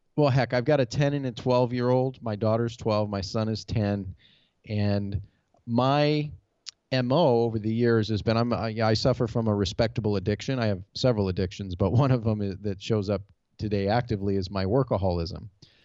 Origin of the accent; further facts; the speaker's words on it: Detroit, Michigan, United States; now in Goodyear, Arizona, United States; Detroit, Michigan, off of Springwells and Verner Highway.